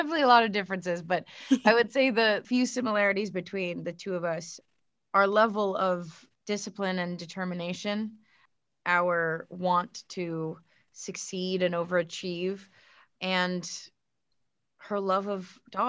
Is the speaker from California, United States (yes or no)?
yes; California, United States; at least not maybe as many as you'd think growing up in Southern California.